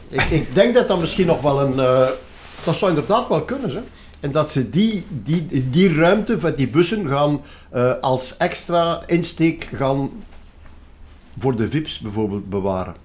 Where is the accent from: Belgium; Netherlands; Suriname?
Belgium; Flanders; wij ons als Vlamingen